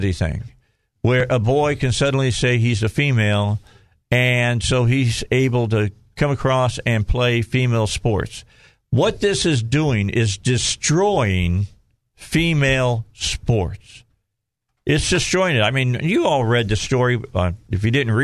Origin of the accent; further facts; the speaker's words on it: Indiana, United States; moved away; also born or lived in Minnesota; I'm from Indiana